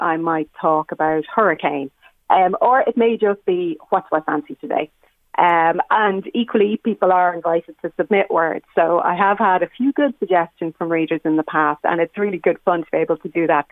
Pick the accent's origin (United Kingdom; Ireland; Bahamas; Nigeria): Ireland; Dublin, Leinster; moved away as an adult; now in Stamullen, Ireland; I grew up in Raheny